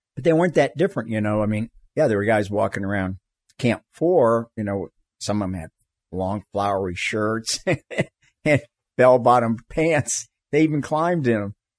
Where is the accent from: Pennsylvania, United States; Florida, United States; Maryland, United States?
Florida, United States; moved away as an adult; also born or lived in California / Tetons / Cuba; I grew up in Florida, the least mountainous